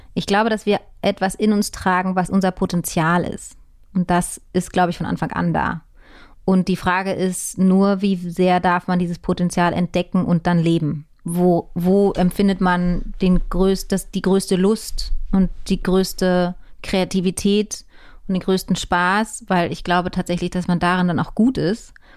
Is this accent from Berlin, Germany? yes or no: yes; Berlin, Germany; ich bin in Hohenschönhausen und in Mitte und Prenzlauer Berg groß geworden